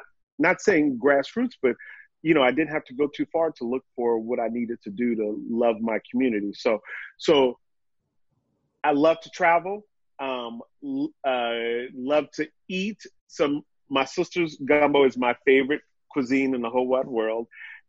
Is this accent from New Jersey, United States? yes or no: no; New York, United States; So I'm a New Yorker. I ain't going nowhere until it's time to move to Europe.